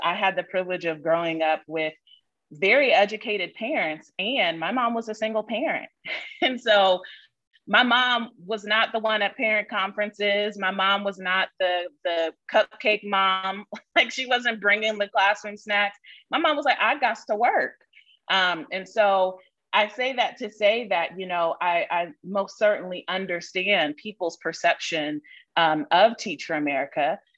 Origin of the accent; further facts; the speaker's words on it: Columbus, Ohio, United States; moved away as an adult; also born or lived in Mississippi / Charlotte, North Carolina; the second place that I call home is Columbus, Ohio, which is where I grew up